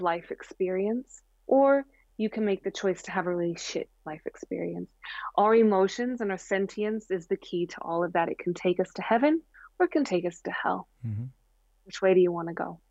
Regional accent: Springfield, Missouri, United States; I grew up in the Bible Belt. I'm from Springfield, Missouri.

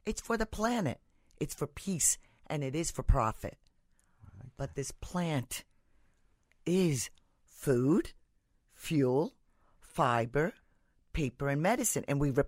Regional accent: India; So the history goes back to where I'm originally from. Mm-hmm. I'm from India.

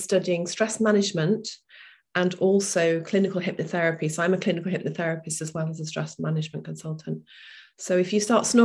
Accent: Lincoln, East Midlands, United Kingdom; I came back to my hometown, which was Lincoln at the time

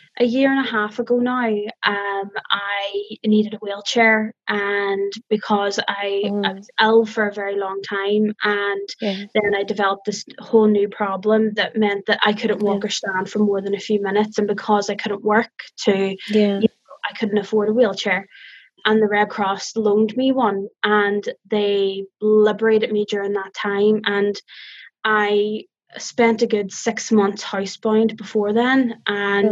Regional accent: Northern Ireland, United Kingdom; I'm from a different part of Northern Ireland, but I live here now.

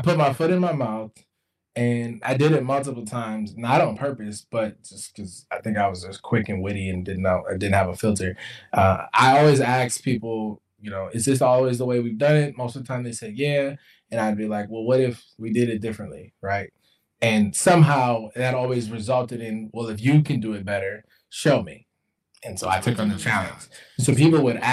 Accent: Jackson, Mississippi, United States; moved away; also born or lived in Midwest; I was born in Jackson, Mississippi

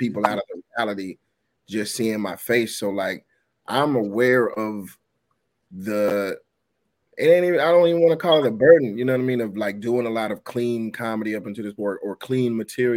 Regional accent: Atlanta, Georgia, United States; as a black man growing up in Atlanta

